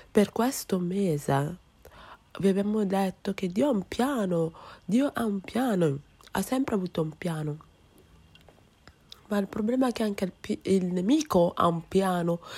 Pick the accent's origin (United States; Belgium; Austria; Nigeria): Nigeria; Italian is a second language; now in Rome, Italy; sono eh, quella che si occupa della produzione del culto, sono della Nigeria e sono una studente, eh, una studentessa qua a Roma